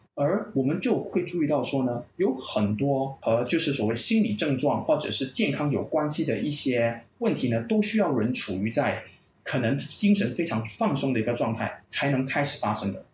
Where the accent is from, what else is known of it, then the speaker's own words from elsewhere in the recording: Malaysia; 我本身呢是在马来西亚长大的，马来西亚华侨